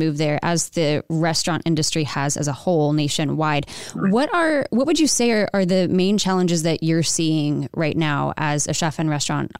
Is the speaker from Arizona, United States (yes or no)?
yes; Phoenix, Arizona, United States; moved away; I'm from the Phoenix area.